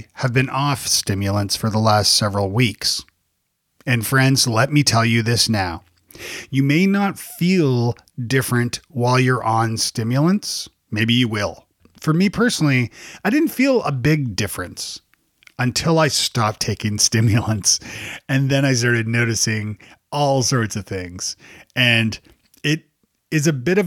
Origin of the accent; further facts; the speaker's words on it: Toronto, Ontario, Canada; now in United States; So I grew up in Canada. I grew up in Toronto